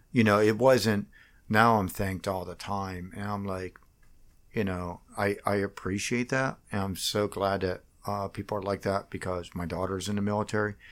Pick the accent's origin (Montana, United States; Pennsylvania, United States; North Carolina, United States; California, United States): Pennsylvania, United States; Washington; moved away as an adult; I grew up in Washington, P A, uh, just outside of Washington